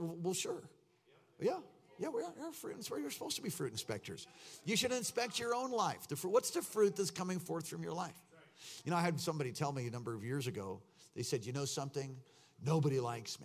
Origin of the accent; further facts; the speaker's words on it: East Coast, United States; I'm from the East Coast